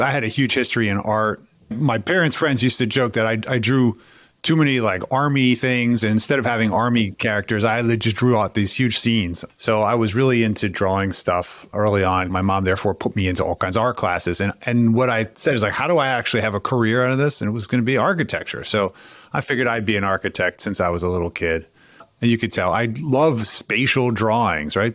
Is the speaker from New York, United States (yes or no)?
yes; New York City, New York, United States; now in Philadelphia, United States; I grew up in New York City and then moved to Philadelphia.